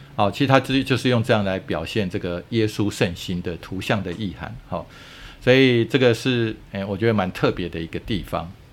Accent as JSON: {"language": "Chinese", "country": "Taiwan", "said": "我们台湾人"}